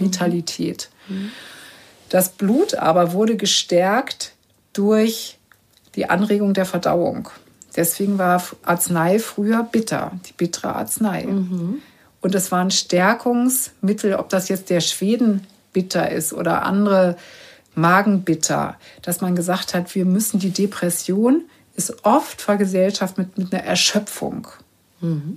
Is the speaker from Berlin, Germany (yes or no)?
yes; Berlin, Germany; ich komme ja nur aus Berlin